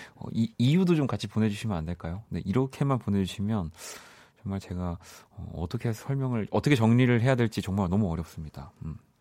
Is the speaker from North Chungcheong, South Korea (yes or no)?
no; Busan, South Korea; moved away; 저는 물론 이제 고향은 부산이지만